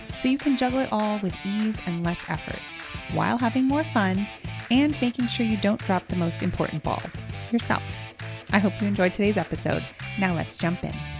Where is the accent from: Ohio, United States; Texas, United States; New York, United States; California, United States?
New York, United States; New York City; I grew up in New York City